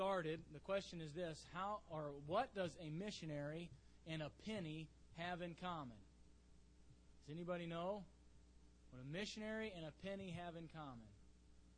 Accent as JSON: {"language": "English", "town": "Mansfield", "region": "Ohio", "country": "United States", "tie": "born or raised there", "said": "I grew up in Mansfield, Ohio"}